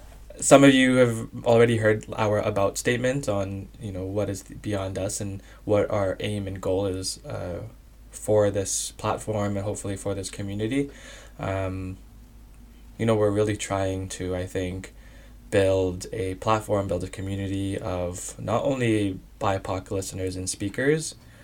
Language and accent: English; BC, British Columbia, Canada; I am a second-generation immigrant, half Filipino and half Lebanese by ethnicity, but born and raised in BC as well.